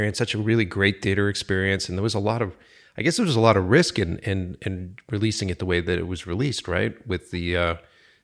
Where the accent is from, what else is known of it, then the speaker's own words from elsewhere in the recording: Boston, Massachusetts, United States; I grew up in Boston and I was a Boston filmmaker for years